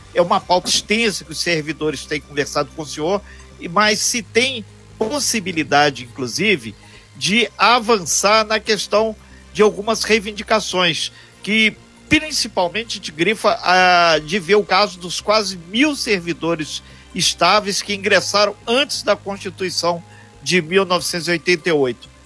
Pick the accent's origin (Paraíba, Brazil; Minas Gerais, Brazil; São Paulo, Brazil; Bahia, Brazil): Minas Gerais, Brazil; moved away; não sou angrense, sou mineiro